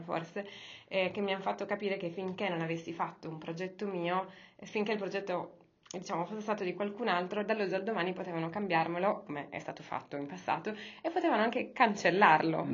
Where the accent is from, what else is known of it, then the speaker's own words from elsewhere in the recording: Cagliari, Sardinia, Italy; moved away as an adult; now in Milan, Italy; io, quando sono arrivata qua a Milano, io sono di Cagliari